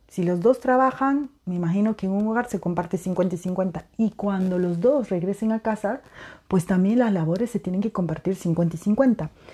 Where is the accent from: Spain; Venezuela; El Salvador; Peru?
Peru; now in Europe; en mi país de nacimiento, en Perú